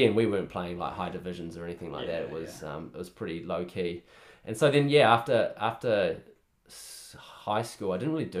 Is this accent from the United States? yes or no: no; Palmerston North, Manawatū-Whanganui, New Zealand; also born or lived in Auckland; growing up in Palmer